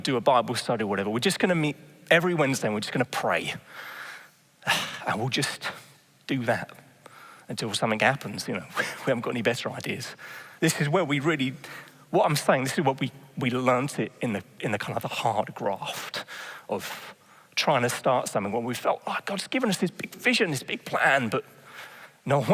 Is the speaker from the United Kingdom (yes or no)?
yes; England, United Kingdom; moved away as an adult; now in Netherlands; I'm just England